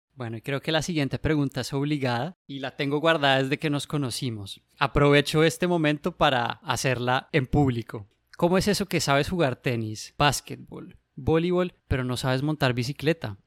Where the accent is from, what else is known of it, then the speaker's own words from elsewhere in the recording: Bogotá, Colombia; moved away as an adult; also born or lived in Cleveland, United States; now in Boston, United States; soy bogotano, colombiano